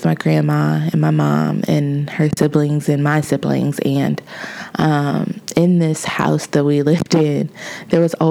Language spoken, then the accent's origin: English; Lincoln Heights, Ohio, United States; moved away; I was born and raised in Cincinnati, Ohio, in a suburb or a village, quote unquote, because that is what it is incorporated as, of Lincoln Heights.